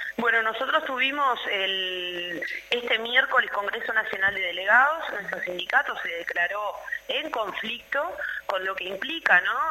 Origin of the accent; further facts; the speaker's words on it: Uruguay; construimos como, como pueblo uruguayo